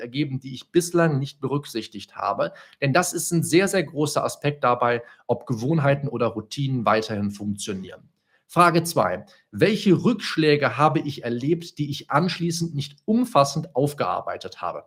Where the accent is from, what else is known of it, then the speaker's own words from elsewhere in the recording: Solingen, North Rhine-Westphalia, Germany; moved away as an adult; now in Bonn, Germany; ich vorher noch in Solingen gelebt, in meiner Heimatstadt